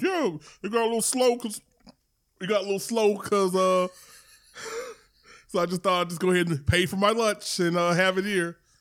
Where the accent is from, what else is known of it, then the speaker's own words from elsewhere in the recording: Louisiana, United States; I'm from Louisiana